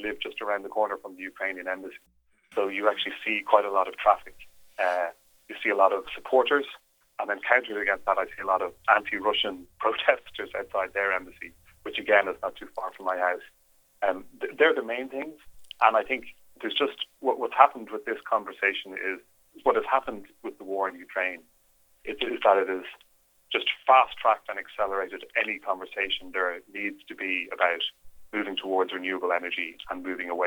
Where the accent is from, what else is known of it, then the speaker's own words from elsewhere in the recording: Ireland; As an Irishman